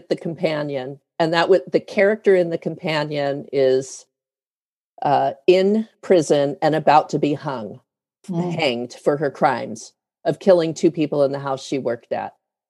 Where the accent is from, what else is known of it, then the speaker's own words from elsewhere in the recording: Denver, Colorado, United States; born there; And I was born in Denver